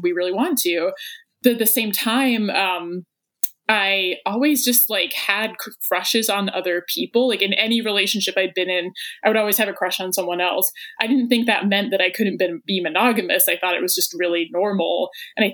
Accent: England, United Kingdom; now in Athens, United States; I am based in Athens, Georgia, and I'm from England originally

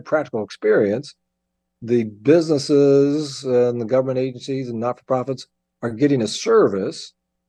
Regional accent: Anderson, Indiana, United States; born or raised there

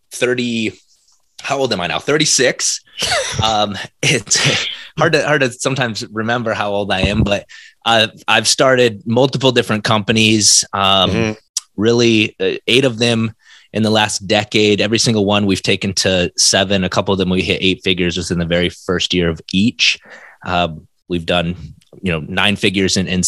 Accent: South Dakota, United States; moved away as an adult; now in Minneapolis, United States; I'm originally from South Dakota

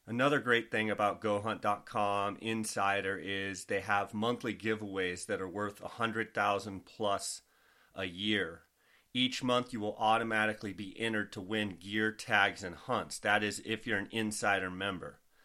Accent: Arizona, United States; I'm from Arizona.

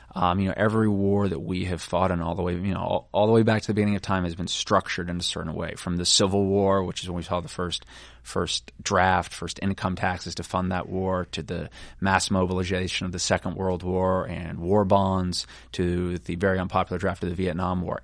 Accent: United States; we being the American people

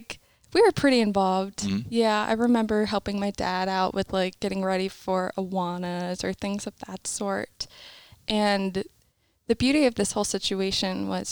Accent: Pennsylvania, United States; now in West Palm Beach, United States; I'm from Pennsylvania, and I come from a very large family. There's 11 of us total, my mom, my dad, and 9 kids.

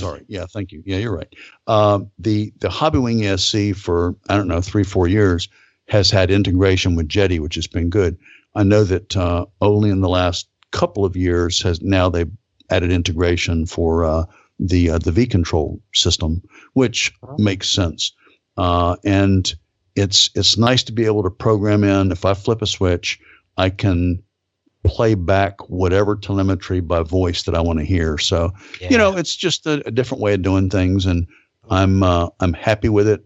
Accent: Fort Pierce, Florida, United States; also born or lived in Palm Beach, Florida / Saudi Arabia; I was born actually in the city I live in now, Fort Pierce

